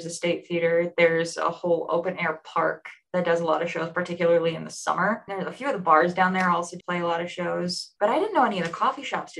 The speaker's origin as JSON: {"language": "English", "town": "Bay City", "region": "Michigan", "country": "United States", "said": "So I'm actually from Bay City."}